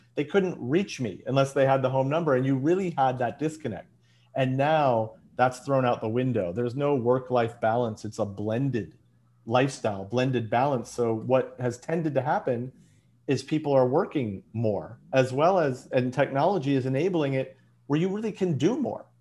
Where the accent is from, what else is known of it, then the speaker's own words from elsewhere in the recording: Chicago, Illinois, United States; moved away as an adult; now in Los Angeles, United States; I was born and bred in Chicago